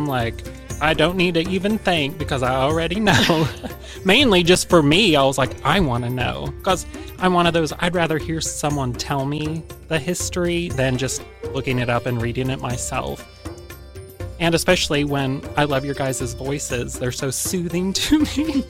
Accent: United States; accent: Hillbilly; My accent is called Hillbilly

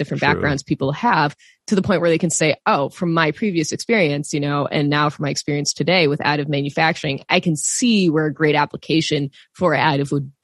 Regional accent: Wisconsin, United States; I grew up in Wisconsin, so surrounded by farms.

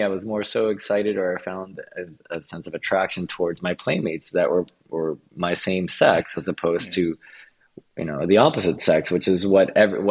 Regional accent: Antilla, Holguín, Cuba; also born or lived in Havana, Cuba; I was born in Havana, Cuba, and although that's the capital of Cuba, my parents soon divorced after I was born, and I went into what's called Antilla Holguín, which is a very small fishing village in the countryside of Cuba.

